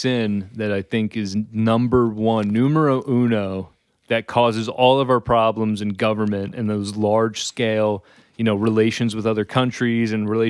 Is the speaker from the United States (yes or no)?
yes; United States; being an American.